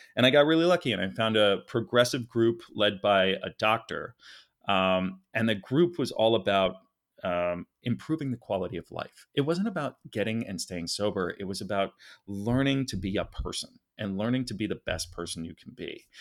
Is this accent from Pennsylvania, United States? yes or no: yes; Philadelphia, Pennsylvania, United States; moved away as an adult; now in Los Angeles, United States; I was raised uh, very wealthy. Actually, my father did very well. I'm from Philadelphia, Center City, three blocks from City Hall.